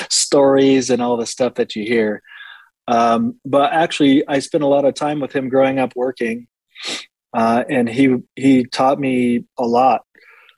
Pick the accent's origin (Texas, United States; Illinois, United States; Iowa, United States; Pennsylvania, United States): Iowa, United States; Des Moines; moved away as an adult; now in Denver, United States; I was born and raised in Des Moines, Iowa